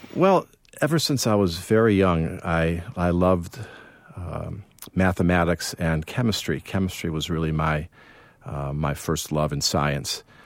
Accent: Evanston, Illinois, United States; I grew up in Chicago

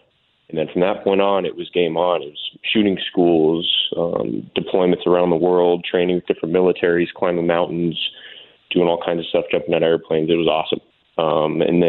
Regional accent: Tucson, Arizona, United States; moved away as an adult; I was born and raised in Tucson, Arizona

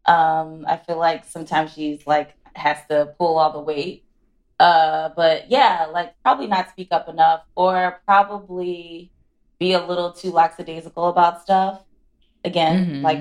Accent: Philadelphia, Pennsylvania, United States; I'm from Philly, so I'm like very Northeast

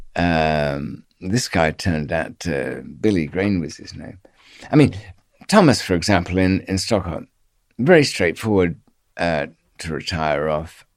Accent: Australia; accent: Australian; moved away; she kn-, knew from my accent there was, there was some Australian background.

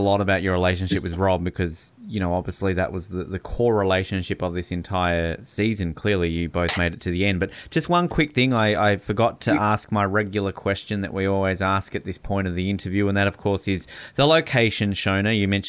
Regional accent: Tasmania, Australia; born or raised there

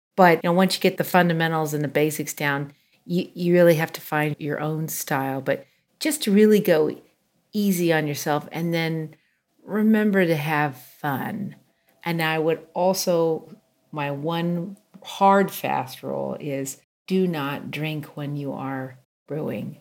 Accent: a small town just outside of Chico, California, United States; I grew up in a small town just outside of um, Chico

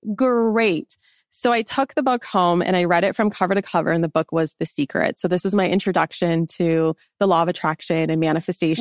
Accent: Los Angeles, California, United States; moved away as an adult; also born or lived in Washington State; I grew up in Los Angeles

